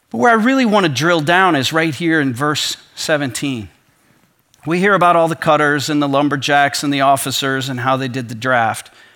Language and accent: English; Michigan, United States; We're from Michigan